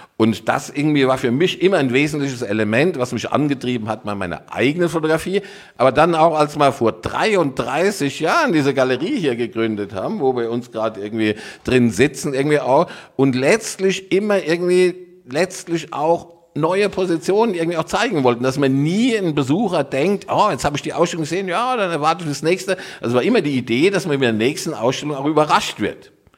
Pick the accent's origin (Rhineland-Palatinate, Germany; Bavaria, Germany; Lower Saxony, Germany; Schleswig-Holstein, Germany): Rhineland-Palatinate, Germany; also born or lived in Dortmund; now in Cologne, Germany; ich bin Pfälzer, ja, also und äh, aber tatsächlich Wahlkölner